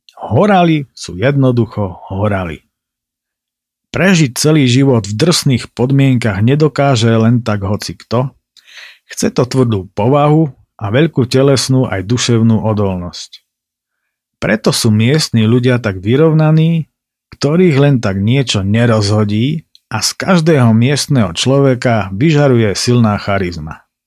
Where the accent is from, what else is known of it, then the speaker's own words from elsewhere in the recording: Tatranská Lomnica, Prešov Region, Slovakia; Z Tatranskej Lomnice, vravím